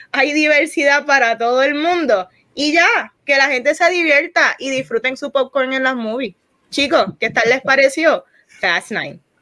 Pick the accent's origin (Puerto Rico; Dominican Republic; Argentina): Puerto Rico; aquí los cuatro somos puertorriqueños